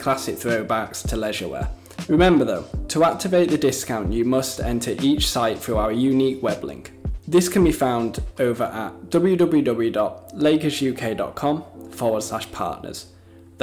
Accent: Leeds, Yorkshire and the Humber, United Kingdom; my hometown of Leeds in the United Kingdom

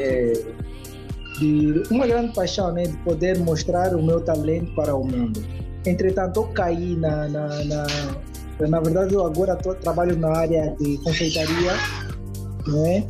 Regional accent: Luanda, Luanda Province, Angola; no Valódia, onde, onde, onde eu cresci

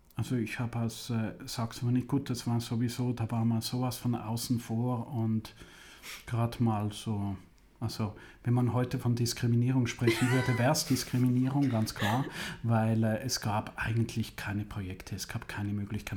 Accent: Switzerland; moved away as an adult; also born or lived in Italy; now in Germany; 30 Kilometer von Zürich, wo ich aufgewachsen bin

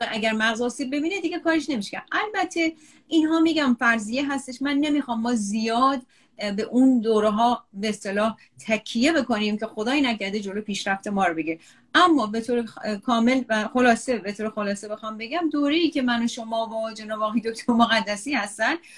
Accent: Iran; moved away as an adult; توی ایران بزرگ شده

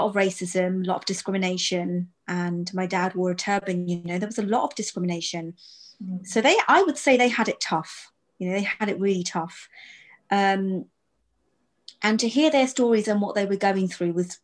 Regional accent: United Kingdom; I'm Sikh, I'm British born, British born, but I'm an Indian girl

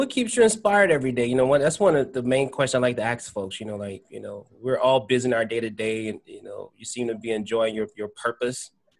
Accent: New Orleans, Louisiana, United States; now in Atlanta, United States; that's my hometown, so I always have a passion to implement change there. I don't live in New Orleans. I live in Atlanta now.

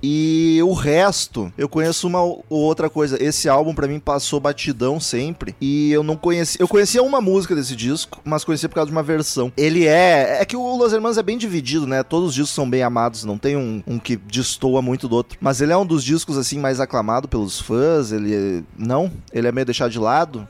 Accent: Rio Grande do Sul, Brazil; Eu sou gaúcho

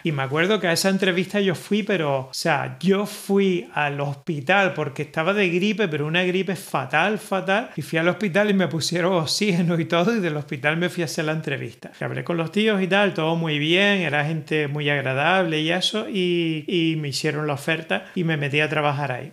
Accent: Gran Canaria, Canary Islands, Spain; yo soy de Gran Canaria

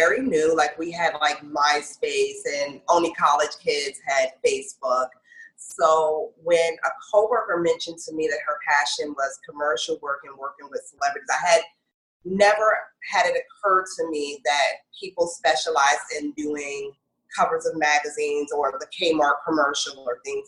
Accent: Northern Virginia, United States; moved away as an adult; also born or lived in Brooklyn, New York; now in New York, United States; I was born in Brooklyn, but raised in the Northern Virginia area

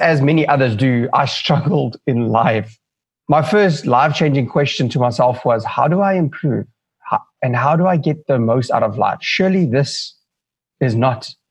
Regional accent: Johannesburg, Gauteng, South Africa; moved away as an adult; now in Cape Town, South Africa; I was born and raised in Johannesburg

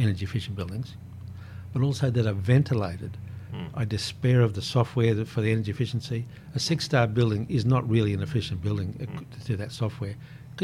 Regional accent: Toowoomba, Queensland, Australia; also born or lived in Warwick, Queensland / Gladfield Valley, Queensland; now in Brisbane, Australia; Growing up in Toowoomba means I'm acclimatised to cooler weather

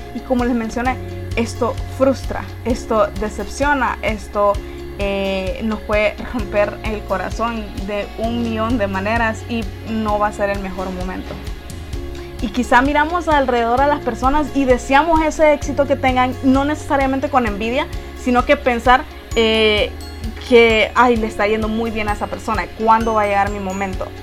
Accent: Honduras; en nuestra forma de hablar, los hondureños

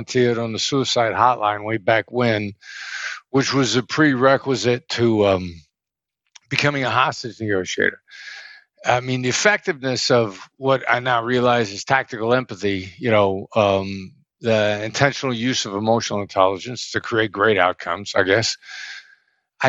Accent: Iowa, United States; moved away; I'd never been anywhere. I grew up in Iowa

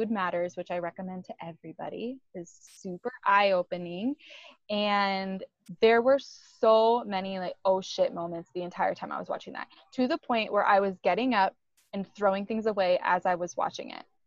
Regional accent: Iowa, United States; I grew up in Iowa

